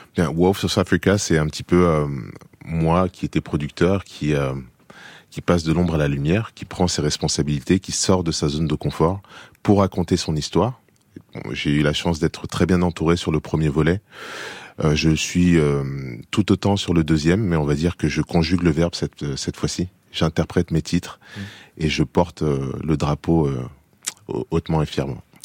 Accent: France; moved away as an adult; also born or lived in United States; j'ai vécu dix ans aux États-Unis, j'ai été élevé en France

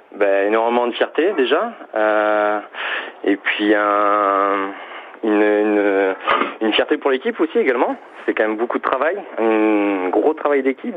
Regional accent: Toulouse, Occitania, France; moved away; je viens du, de Toulouse

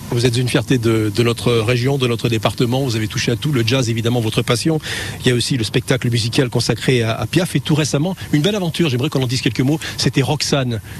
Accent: Nice, Provence-Alpes-Côte d'Azur, France; also born or lived in Strasbourg; Je suis né à Nice

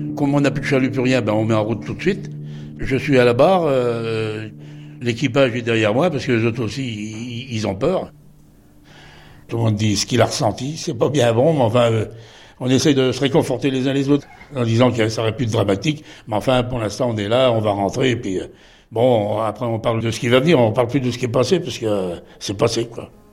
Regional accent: Les Sables-d'Olonne, Pays de la Loire, France; je suis des Sables d'Olonne, ancien marin-pêcheur

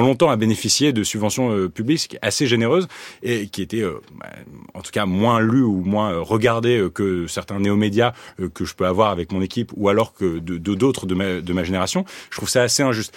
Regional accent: France; aujourd'hui, je suis français

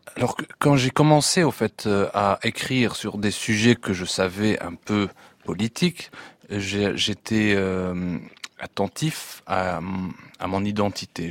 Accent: Tunisia; internautes tunisiens

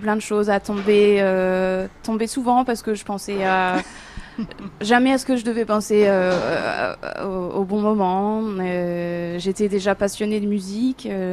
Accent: Amiens, Hauts-de-France, France; moved away as an adult; j'ai eu de la chance de grandir dans cette ville

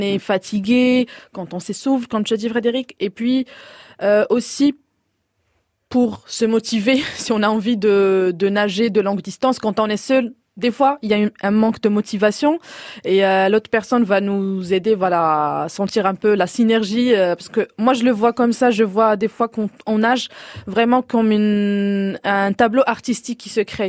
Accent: Morocco; je viens du Maroc et on a cette diversité de plages

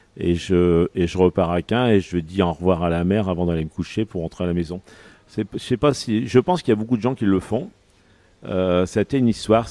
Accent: Picardy, Hauts-de-France, France; je suis de la Picardie

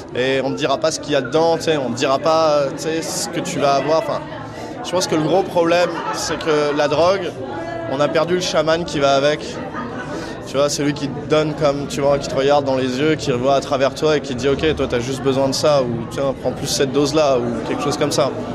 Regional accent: Neuilly-sur-Seine, Île-de-France, France; moi j'ai grandi à Neuilly-sur-Seine

